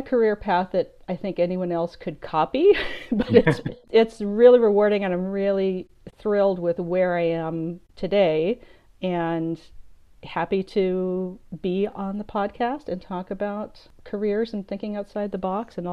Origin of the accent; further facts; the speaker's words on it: Southern California, United States; I grew up in Southern California in kind of a show business TV film family